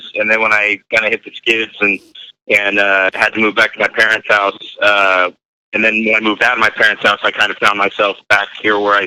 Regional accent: Newark, California, United States; I pretty much grew up where I live in Newark

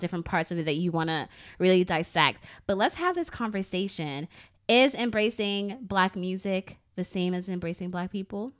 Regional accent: Philadelphia, Pennsylvania, United States; we grew up in Philly

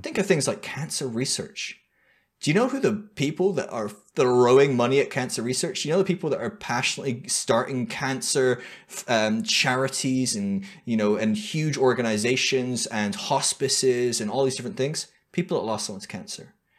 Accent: United Kingdom; moved away; also born or lived in United States; being a Brit in a alt-right wing charismatic church in America

